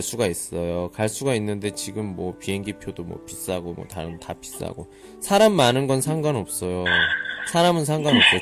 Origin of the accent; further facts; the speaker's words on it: South Korea; 우리 그 한국 남자들 같은 경우에는 그 군대 문화